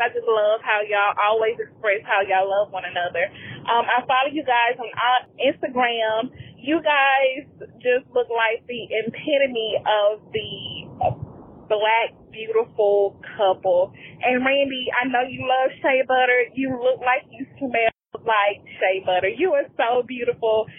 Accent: Mississippi, United States; moved away as an adult; now in Texas, United States; I was born and raised in Mississippi, moved to Texas

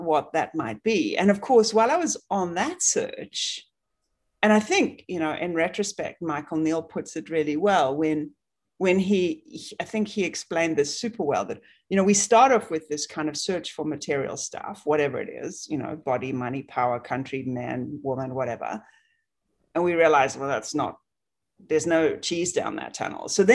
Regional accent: South Africa; moved away; I grew up in South Africa

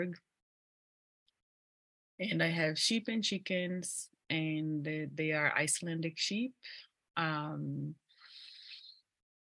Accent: Brazil; English is a second language; moved away as an adult; now in Ithaca, United States; I am from Brazil and I live in Ithaca, New York.

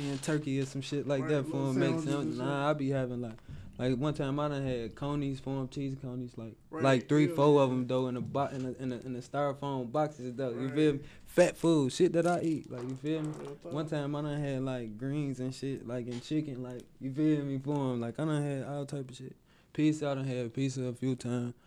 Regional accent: Cincinnati, Ohio, United States; West side Cincinnati. Yeah. I'm from South Fairmount.

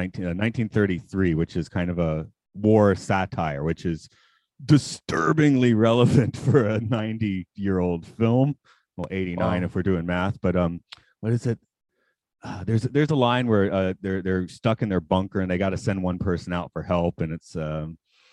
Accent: Atlanta, Georgia, United States; moved away as an adult; now in Nagano, Japan; I'm from Atlanta

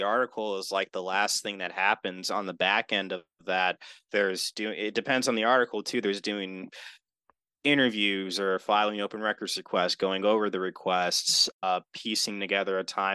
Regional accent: Milwaukee, Wisconsin, United States; also born or lived in Wauwatosa, Wisconsin; growing up here and growing up in the city of Milwaukee and then moving to Wauwatosa

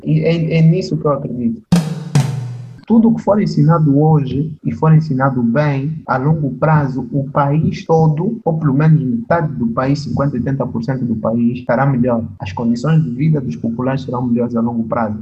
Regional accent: Angola; sou angolano

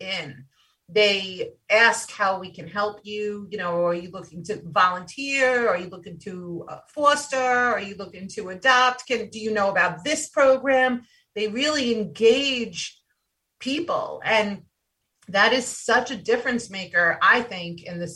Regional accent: New York, United States; I'm from New York

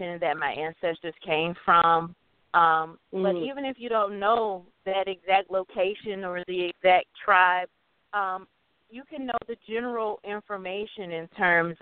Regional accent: United States; I'm from the States

